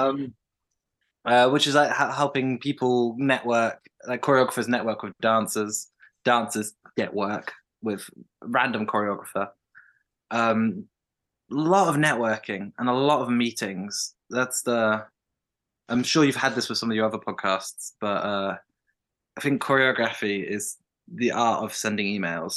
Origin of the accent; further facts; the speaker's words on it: West Midlands, United Kingdom; moved away as an adult; now in Birmingham, United Kingdom; I'm from the Midlands, the West Midlands.